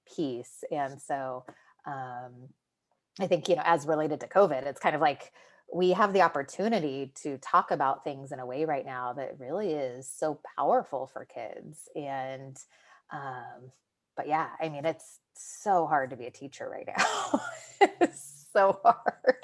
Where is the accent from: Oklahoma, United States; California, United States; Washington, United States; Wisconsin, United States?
California, United States; the area that it was in was my hometown